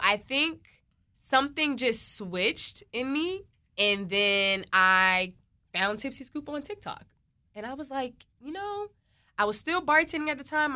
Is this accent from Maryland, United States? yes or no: yes; Prince George's County, Maryland, United States; I am from Maryland. I'm from the P G County area